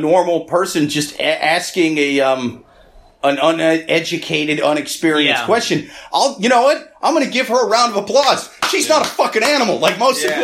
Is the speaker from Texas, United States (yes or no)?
no; Iowa, United States; now in New York City, United States; I'm from Iowa. I'm from the Midwest